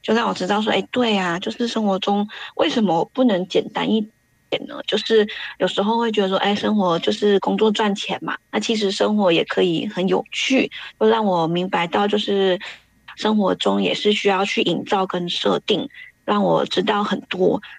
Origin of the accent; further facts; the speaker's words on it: Taiwan; now in Sydney, Australia; 我是来自澳洲雪梨的 … ，那我是从台湾移民到澳洲。